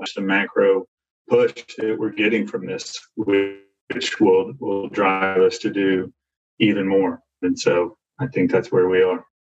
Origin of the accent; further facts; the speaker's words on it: Arkansas, United States; I grew up in Arkansas